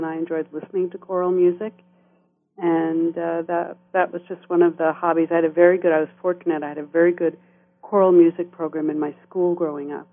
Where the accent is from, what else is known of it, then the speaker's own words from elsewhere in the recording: Long Island, New York, United States; now in Canada; I grew up on Long Island outside of New York City